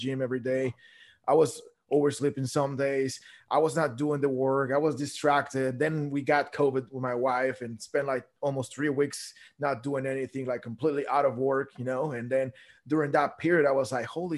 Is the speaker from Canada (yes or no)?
no; Guatemala; I grew up in Guatemala